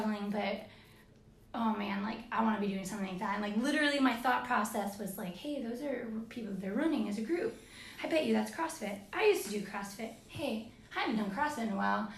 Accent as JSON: {"language": "English", "region": "Florida", "country": "United States", "said": "I'm from Florida"}